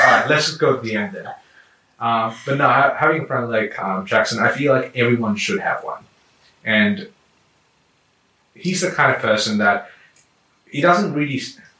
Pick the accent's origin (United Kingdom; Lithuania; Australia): Australia; Canberra, Australian Capital Territory; And I'm traveling right now from Canberra because I'm from Canberra.